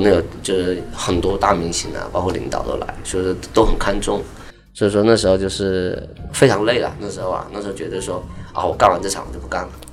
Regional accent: Guangxi, China; moved away as an adult; now in Los Angeles, United States; 我是广西的

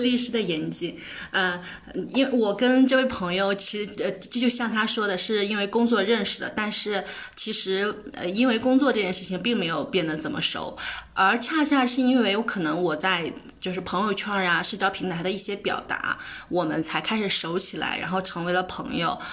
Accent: Anhui, China; moved away as an adult; also born or lived in Beijing; 我是来自我们刚刚提到的四线城市的一个小乡村。嗯，呃，在我们这个乡村呢，其实就是重男轻女，也非常严重，也没有人重视女孩儿的教育

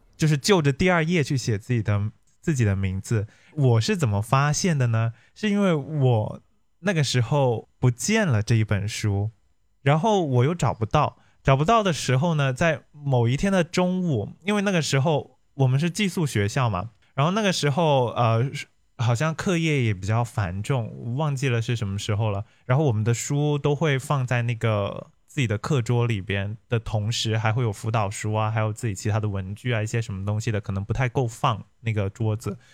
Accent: Hong Kong; moved away; 因为我是香港的嘛

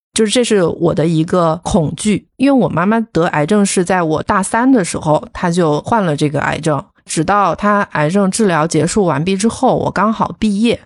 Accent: Wuhan, Hubei, China; moved away as an adult; also born or lived in Guangzhou / Beijing; 我一直都是在，就是我的家乡武汉， 就是寸步不离， 就基本上完全没有离开过， 就大学也是在自己的家乡读的

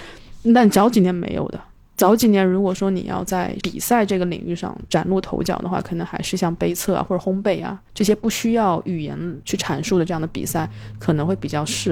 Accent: China; 因为我们中国人都是被打压式教育，所以听到"教育"两个字就是心头一紧

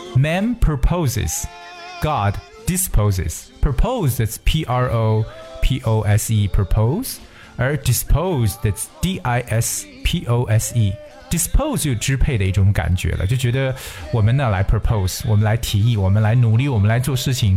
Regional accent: China; 我们中国人常说啊

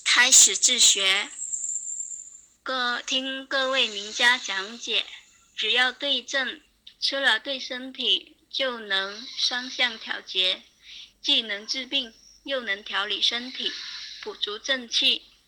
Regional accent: Guangdong, China; 我是来自广东的听友，今年二十六岁

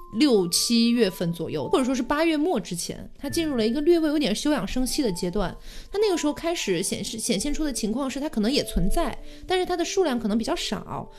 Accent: Chongqing, China; moved away; also born or lived in Connecticut, United States; 我的家乡半个重庆被感染了

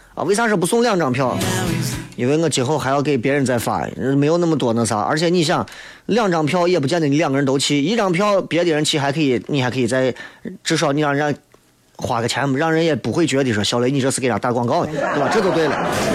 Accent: Shaanxi, China; 我作为一个陕西人

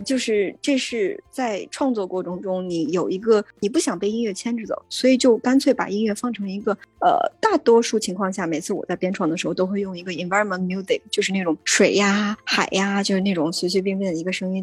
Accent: China; moved away as an adult; now in New York, United States; 我从中国来，我原来是学中国舞，就是传统的中国舞的这种，这种舞蹈演员

